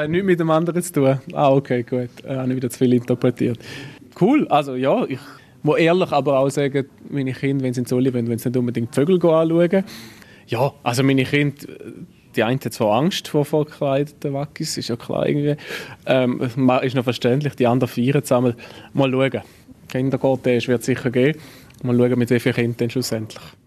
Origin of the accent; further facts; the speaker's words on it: Frauenfeld, Thurgau, Switzerland; moved away as an adult; now in Basel, Switzerland; dass meine Heimat halt äh, ja, Frauenfeld ist